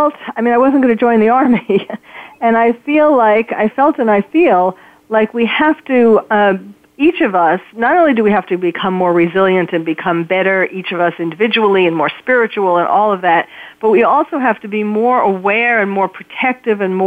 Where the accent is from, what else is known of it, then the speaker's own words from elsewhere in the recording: New York City, New York, United States; moved away as an adult; now in California, United States; I'm born and raised in New York City